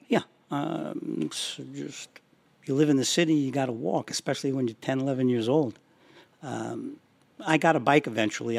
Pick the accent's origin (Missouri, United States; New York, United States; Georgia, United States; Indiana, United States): New York, United States; Yonkers; also born or lived in Somers, New York; Growing up in Yonkers, not being allowed to have a dog